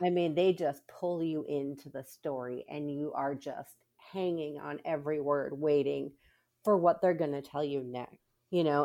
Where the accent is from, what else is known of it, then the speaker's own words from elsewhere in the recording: Minnesota, United States; now in Texas, United States; I grew up in Minnesota